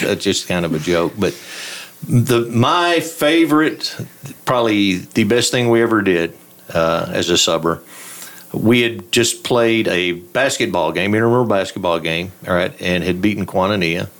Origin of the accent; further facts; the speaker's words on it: Throckmorton, Texas, United States; I grew up in Throckmorton.